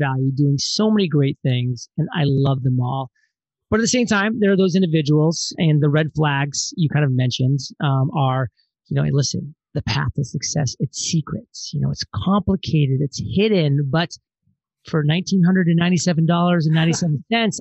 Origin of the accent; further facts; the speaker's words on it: Maine, United States; moved away; also born or lived in Providence, Rhode Island; born and raised in Maine